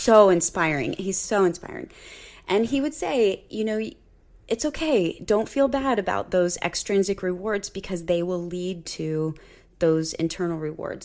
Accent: Cincinnati, Ohio, United States; I grew up in the Cincinnati area

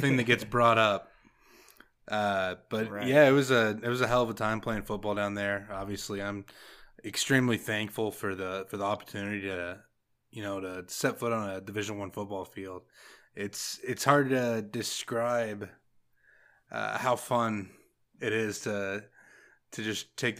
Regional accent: Dallas, Texas, United States; now in Houston, United States; born and raised, Dallas area

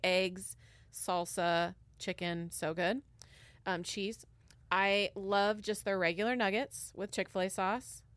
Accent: Washington, United States; born or raised there; moved away

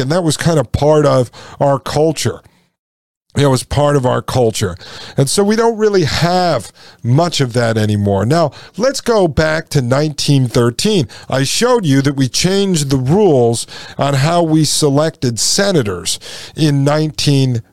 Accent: New Haven, Connecticut, United States; I grew up in and around New Haven, Connecticut.

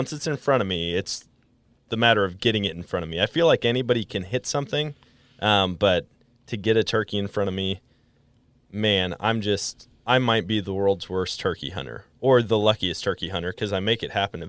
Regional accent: Wisconsin, United States; also born or lived in Colorado; now in Missouri, United States; I took 2 years out in Colorado, but was born and raised in Wisconsin. And, I've been down in Missouri for a while.

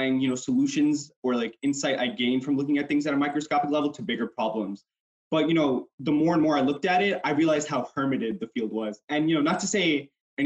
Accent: New York City, New York, United States; Grew up in Corona, which is a pretty Hispanic neighborhood

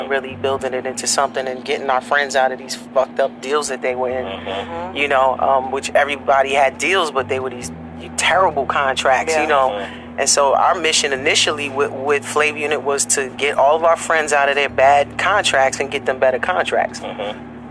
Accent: Newark, New Jersey, United States; me from Jersey, Newark.

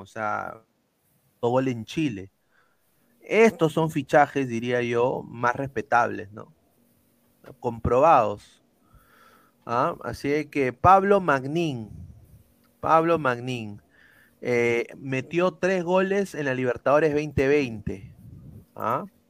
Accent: Peru; como peruanos

